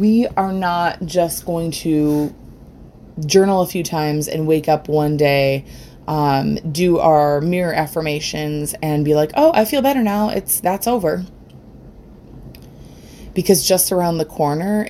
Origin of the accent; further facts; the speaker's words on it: Rochester, New York, United States; I'm from Rochester, New York